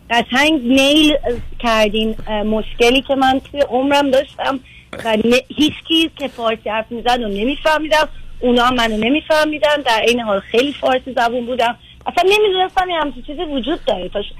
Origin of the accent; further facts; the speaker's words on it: Iran; moved away as an adult; now in United States; از ایران اومدم